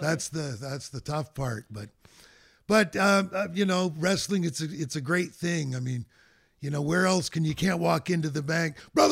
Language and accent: English; Fredericton, New Brunswick, Canada; moved away as an adult; But I grew up in the Maritimes. In Fredericton, New Brunswick.